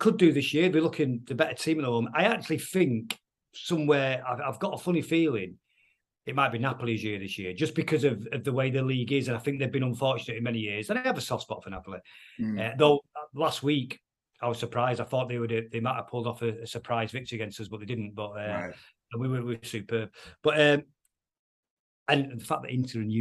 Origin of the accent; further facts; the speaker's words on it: Manchester, North West England, United Kingdom; I'm from Manchester